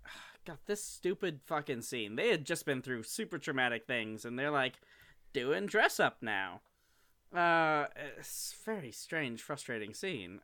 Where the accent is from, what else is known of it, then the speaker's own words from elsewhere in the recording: Midwest, United States; I am from the Midwest